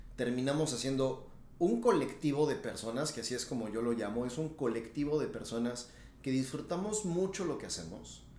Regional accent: Yecapixtla, Morelos, Mexico; moved away as an adult; now in Tulum, Mexico; yo soy morelense

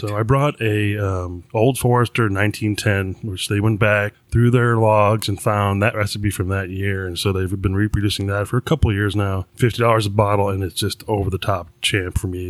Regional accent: New York, United States; I grew up in New York

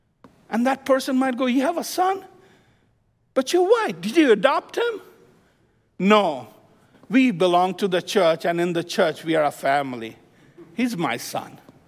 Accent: Midwest, United States; By the way, I'm from Midwest. I lived in the Midwest for 22 years. Flat land, straight streets.

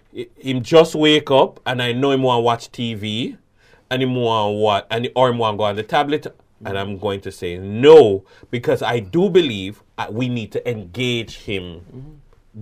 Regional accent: Jamaica

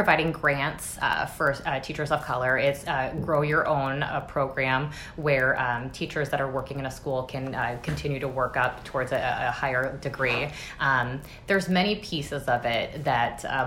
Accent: Minneapolis, Minnesota, United States; I grew up in North Minneapolis

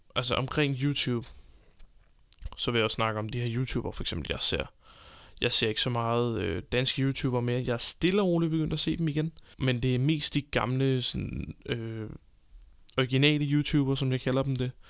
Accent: Copenhagen, Capital Region of Denmark, Denmark; moved away as an adult; now in Southern Jutland, Denmark; jeg kommer fra København, øh, bor lige pt. i Sønderjylland sammen med min kæreste

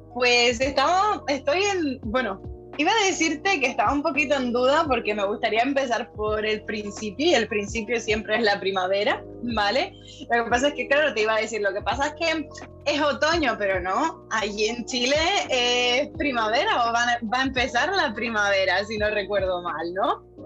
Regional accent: Canary Islands, Spain; moved away; also born or lived in Ireland; en Canarias, que es de donde yo soy

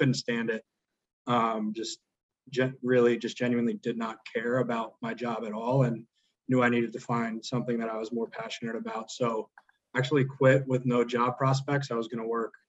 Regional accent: Davidson, North Carolina, United States; growing up around Davidson basketball

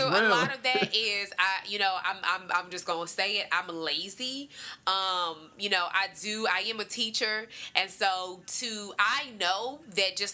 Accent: Washington, District of Columbia, United States; growing up in Washington, D.C.

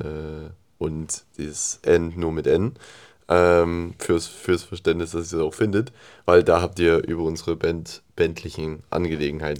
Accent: Germany; als Deutscher

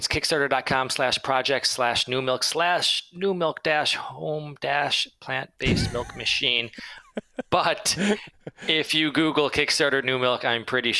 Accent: Detroit, Michigan, United States; I'm from Detroit, man.

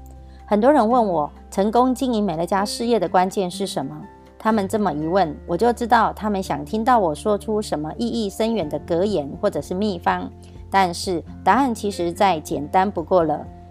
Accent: Miaoli County, Taiwan; 今天要为大家导读的主题是

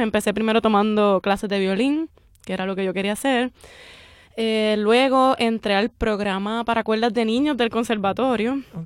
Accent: Puerto Rico; somos puertorriqueños todos

